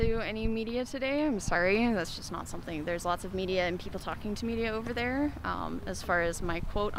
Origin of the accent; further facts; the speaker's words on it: Calgary, Alberta, Canada; I'm from Calgary.